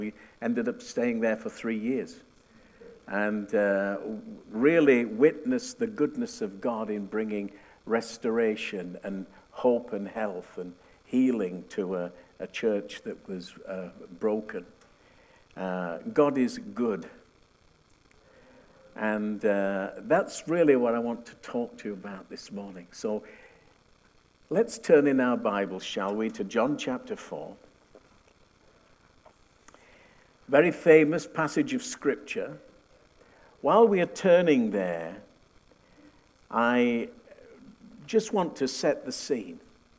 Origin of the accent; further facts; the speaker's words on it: United Kingdom; also born or lived in northern Manitoba; now in Winnipeg, Canada; We came from the UK, you wouldn't know it from my accent, but that's the truth.